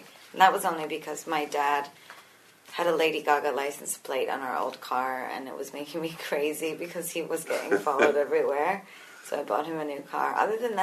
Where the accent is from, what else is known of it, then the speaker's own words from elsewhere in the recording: New York, United States; I'm Italian. I'm from New York